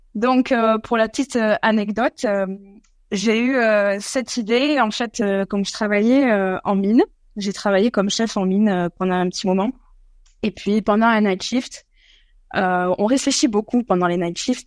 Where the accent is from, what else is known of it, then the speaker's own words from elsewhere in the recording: France; moved away as an adult; now in Australia; nous, en France, on est des Pyrénées